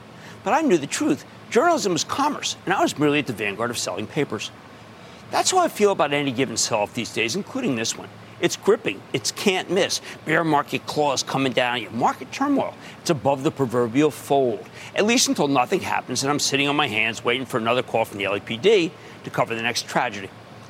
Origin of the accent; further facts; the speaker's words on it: New Jersey, United States; I need to go right now to Craig in my home state of New Jersey.